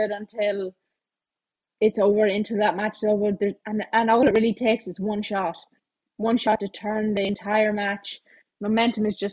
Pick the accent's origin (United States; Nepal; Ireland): Ireland; me being Irish